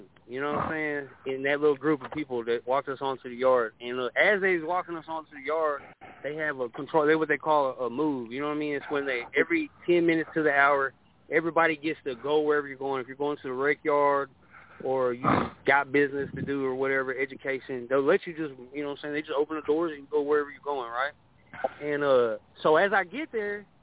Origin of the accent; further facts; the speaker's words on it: Dallas, Texas, United States; I'm from Dallas